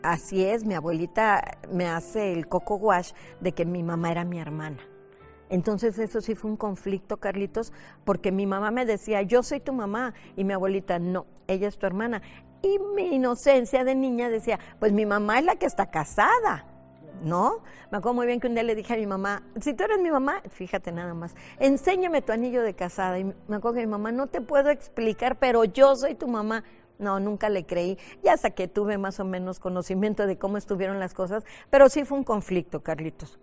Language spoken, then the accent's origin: Spanish; Veracruz, Mexico; moved away as an adult; now in Mexico City, Mexico; nací en Veracruz, Veracruz, en el heroico puerto de Veracruz. Viví hasta los 18 años allá, 17 más o menos. Y ya luego este, me vine a vivir a la Ciudad de México